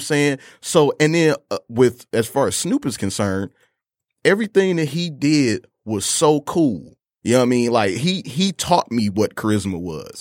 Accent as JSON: {"language": "English", "town": "Detroit", "region": "Michigan", "country": "United States", "tie": "born or raised there", "said": "Detroit, Michigan, born and raised, uh, in an area, uh, Joy Row and Southfield"}